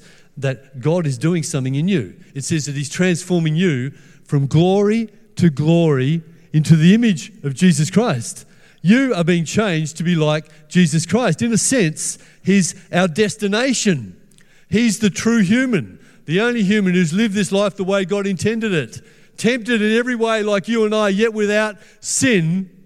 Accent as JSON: {"language": "English", "town": "Perth", "region": "Western Australia", "country": "Australia", "tie": "born or raised there", "said": "I grew up in Perth in the 1960s and the 1970s"}